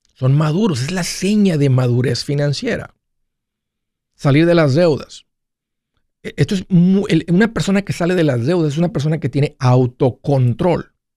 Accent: Mexico; yo soy de México

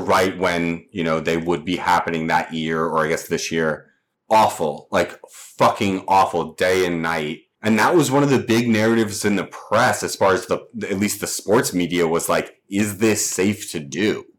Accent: the South, United States; now in Los Angeles, United States; I'm from the South as well. And so and I run hot in general, but I'm from a very humid fucking climate.

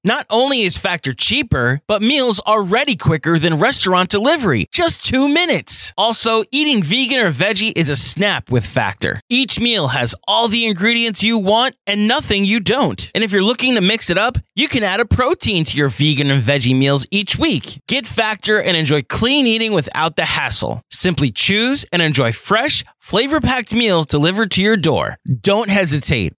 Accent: Long Island, New York, United States; I grew up in Long Island

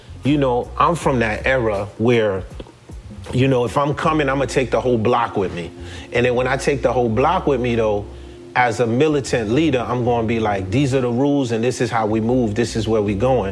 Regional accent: New York City, New York, United States; moved away; also born or lived in Haiti / New Jersey; Coming from Haiti and growing up in Brooklyn and moving to New Jersey

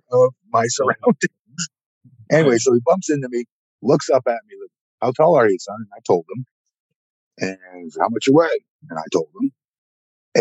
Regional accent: Fairfield, Connecticut, United States; it's my hometown in Fairfield

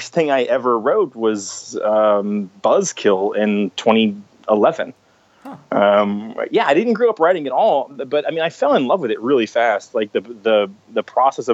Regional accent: Texas, United States; also born or lived in Austin, Texas / Savannah, Georgia; I'm from Texas. I live in Austin now.

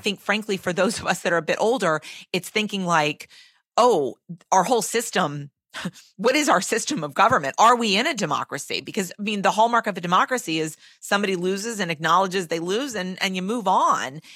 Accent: Massachusetts, United States; I'm from Massachusetts

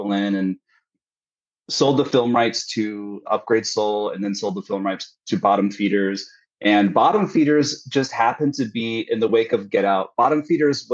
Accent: Midwest, United States; I'm from the Midwest. And so I have this like Midwest work ethic

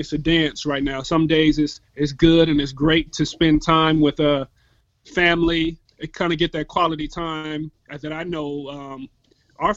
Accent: Tacoma, Washington, United States; I'm born and raised in Tacoma, Washington. Shout out to T-Town.

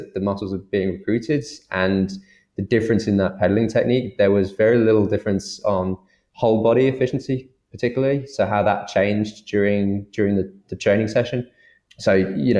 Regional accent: United Kingdom; accent: British; I'm from Britain. I've got a British accent, but I'm of Irish nationality.

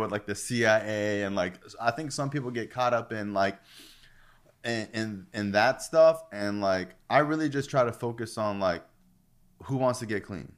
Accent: Florida, United States; I'm from Florida

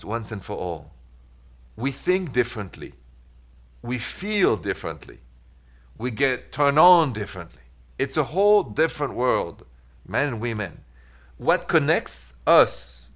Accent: France; moved away; I'm from France

